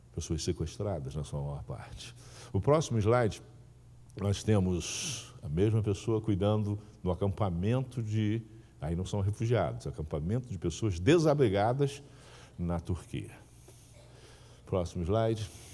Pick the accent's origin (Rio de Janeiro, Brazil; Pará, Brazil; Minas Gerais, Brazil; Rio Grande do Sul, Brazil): Rio de Janeiro, Brazil; interior of Rio de Janeiro state, Brazil; also born or lived in São Paulo; na minha terra era bola, bola de soprar. Né? eu sou do interior aqui do Rio